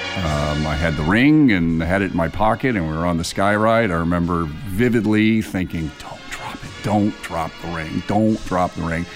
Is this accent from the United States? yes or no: yes; Indiana, United States; now in Columbus, United States; I grew up in Indiana.